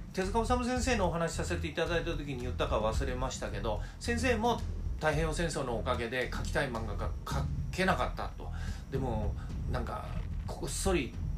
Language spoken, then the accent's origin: Japanese; Oimachi, Tokyo, Japan; 大井町のえあの私の実家があるとこですけど